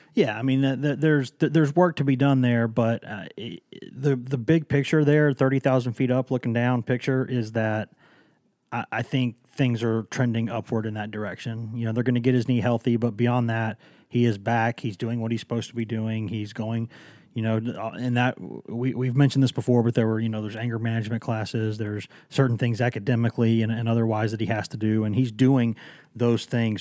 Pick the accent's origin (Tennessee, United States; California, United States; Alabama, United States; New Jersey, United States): Tennessee, United States; Knoxville; also born or lived in Chattanooga; I am from Knoxville